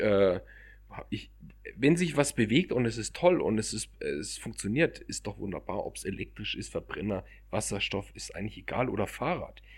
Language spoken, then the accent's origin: German; Munich, Bavaria, Germany; Ich bin als Münchner generell viel in den Bergen